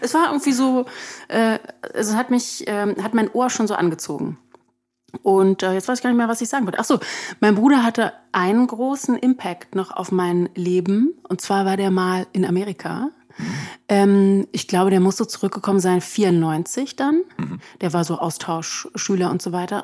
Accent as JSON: {"language": "German", "region": "Berlin", "country": "Germany", "tie": "born or raised there", "said": "da bin ich also an der Stadtgrenze aufgewachsen"}